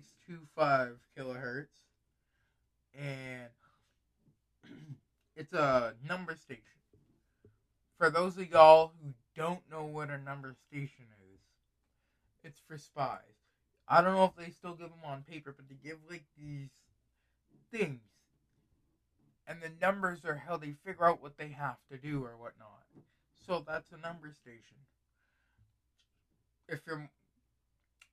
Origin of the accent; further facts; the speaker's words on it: United States; I'm just an American person